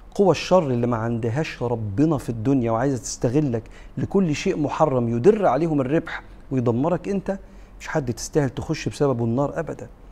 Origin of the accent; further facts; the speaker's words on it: Egypt; احنا كمصريين